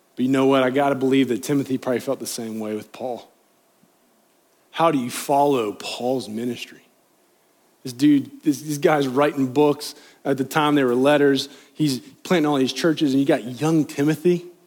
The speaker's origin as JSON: {"language": "English", "region": "Appalachia", "country": "United States", "accent": "Appalachian", "said": "my Appalachian accent"}